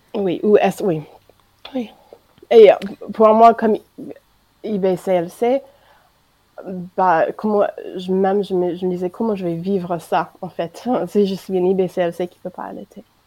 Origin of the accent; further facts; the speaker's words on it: United States; French is a second language; moved away as an adult; now in France